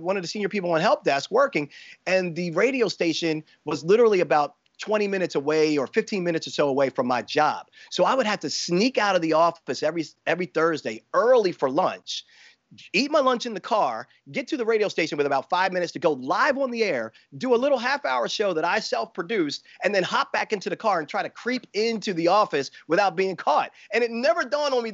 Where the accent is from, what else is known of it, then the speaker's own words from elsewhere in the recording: Baltimore, Maryland, United States; It was from Baltimore, my hometown.